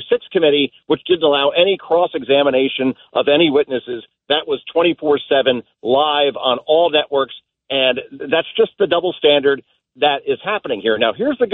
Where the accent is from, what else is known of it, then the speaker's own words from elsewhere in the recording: New Jersey, United States; I grew up in New Jersey